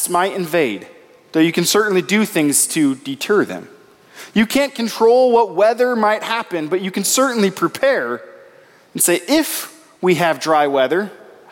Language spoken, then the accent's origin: English; Nebraska, United States; I grew up in Nebraska, and I had the privilege for 1 year of living on a farm.